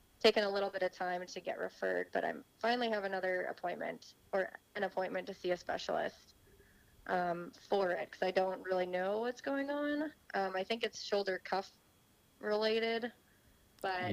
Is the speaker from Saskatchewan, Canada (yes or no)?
yes; Saskatchewan, Canada; moved away as an adult; also born or lived in Orlando, Florida / Tulsa